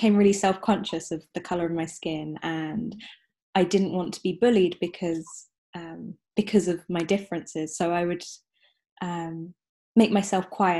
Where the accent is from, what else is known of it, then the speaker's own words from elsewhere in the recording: England, United Kingdom; I'm half English and half Sri Lankan. So I've got a light brown skin and dark hair. And I grew up in an all-white village